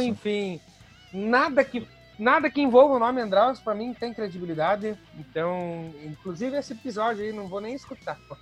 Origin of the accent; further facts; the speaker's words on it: União da Vitória, Paraná, Brazil; Nós somos de União da Vitória